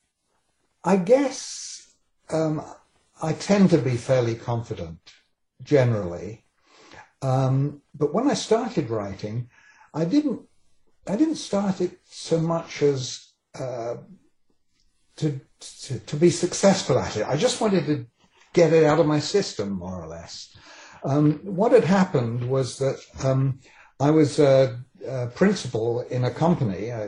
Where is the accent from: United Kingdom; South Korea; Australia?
United Kingdom; England; accent: British; moved away as an adult; now in Vancouver, Canada; I was born in England and came here quite young. I was 27 when I came here